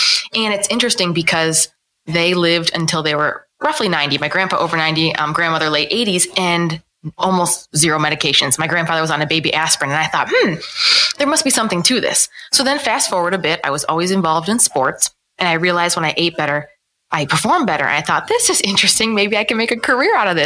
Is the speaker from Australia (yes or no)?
no; Ohio, United States; also born or lived in New Orleans, Louisiana; I was born and raised in Ohio, small town Ohio